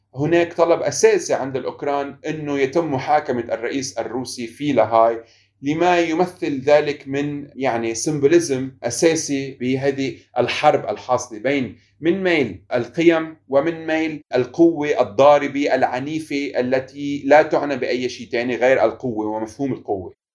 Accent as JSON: {"language": "Arabic", "country": "Lebanon", "said": "انا مواطن لبناني"}